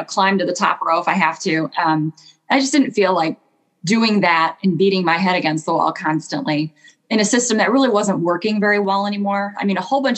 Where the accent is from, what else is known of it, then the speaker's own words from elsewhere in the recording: Michigan, United States; I grew up in Michigan